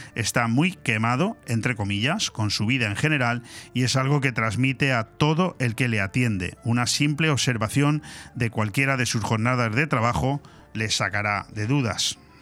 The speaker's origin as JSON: {"language": "Spanish", "country": "Spain", "said": "nosotros los españoles"}